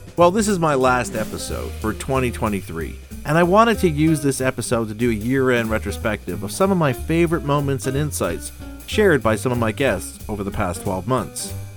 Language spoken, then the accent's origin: English; Montreal, Quebec, Canada; we're both from Montreal